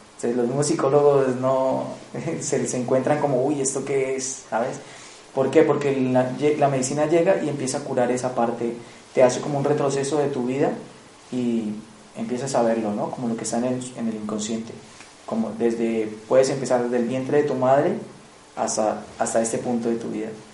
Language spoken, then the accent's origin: Spanish; Colombia; moved away; vengo de Colombia, del Piemonte Amazónico, eh, frontera con Ecuador, Brasil, en la Amazonía colombiana. Desde los siete años he estado, he estado pues, muy vinculado a las culturas indígenas, pues porque soy de ahí del Piemonte Amazónico